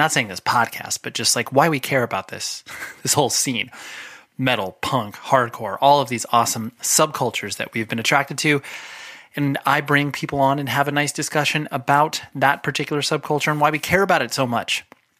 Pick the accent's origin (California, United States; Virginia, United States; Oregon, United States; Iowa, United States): California, United States; Always in the Orange County, Southern California area.